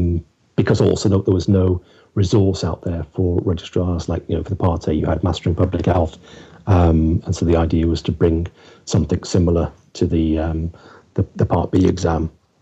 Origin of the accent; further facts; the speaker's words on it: West Midlands, United Kingdom; he knew me well because I was from the West Midlands